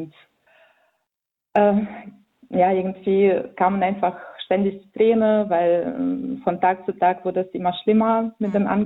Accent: Vinnytsia, Vinnytsia Oblast, Ukraine; German is a second language; now in Darmstadt, Germany; ich bin äh, äh Ukrainerin. Ich komme ähm, aus der Stadt Vinica in der Ukraine, was äh, in Zentralukraine liegt. Ähm, genau, in Deutschland lebe ich seit 2005

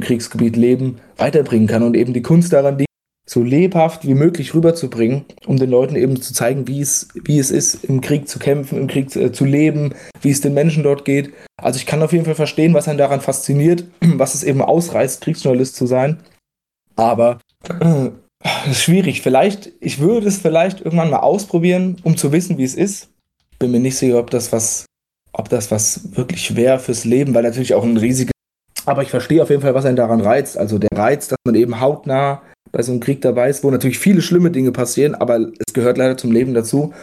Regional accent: near Giessen, Vogelsberg, Hesse, Germany; moved away as an adult; now in Darmstadt, Germany; Ich komme ja ursprünglich aus der Nähe von Gießen, aus dem Vogelsberg

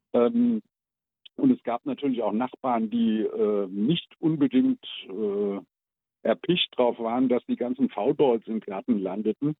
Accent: Odenwald, Germany; bei uns im Odenwald gab es keine Amis

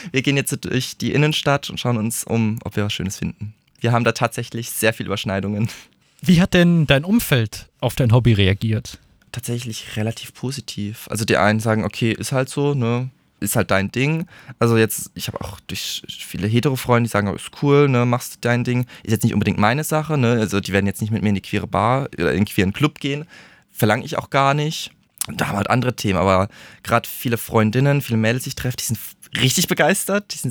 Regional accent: Würzburg, Bavaria, Germany; Ja, also ich komme aus Würzburg, ich habe da meine kleine links-grün versiffte Bubble, muss ich sagen.

